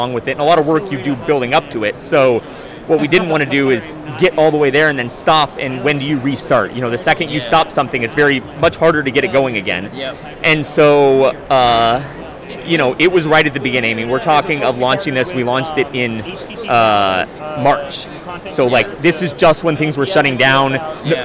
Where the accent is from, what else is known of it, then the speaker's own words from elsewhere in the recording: Southern California, United States; We're from Southern California